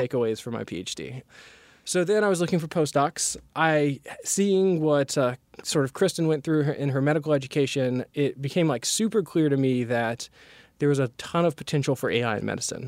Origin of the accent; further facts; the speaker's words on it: North Carolina, United States; I'm originally from North Carolina